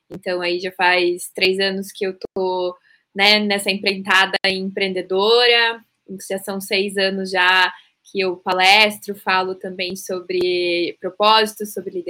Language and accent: Portuguese; Curitiba, Paraná, Brazil; now in São Paulo, Brazil; sou de Curitiba, mas atualmente estou morando em São Paulo, é, mudei recentemente para cá.